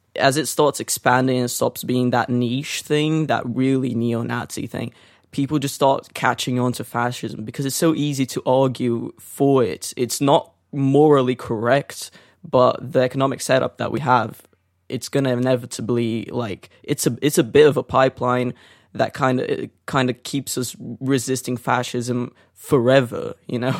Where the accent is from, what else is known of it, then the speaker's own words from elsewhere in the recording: Brazil; also born or lived in North London; now in London, United Kingdom; growing up in Brazil